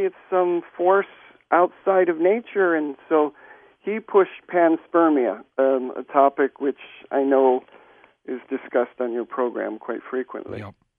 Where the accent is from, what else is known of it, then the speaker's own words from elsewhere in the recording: Hawaii, United States; I grew up in Hawaii